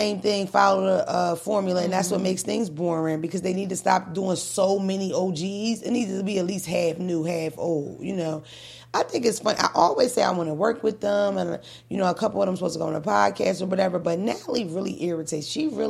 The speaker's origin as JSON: {"language": "English", "town": "Philadelphia", "region": "Pennsylvania", "country": "United States", "tie": "born or raised there", "said": "I'm from North Philly, the land of the Puerto Ricans and the Dominicans. That's how they talk, period."}